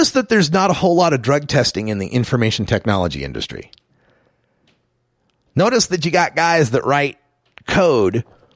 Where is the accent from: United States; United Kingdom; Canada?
United States; Idaho; moved away; my home state of Idaho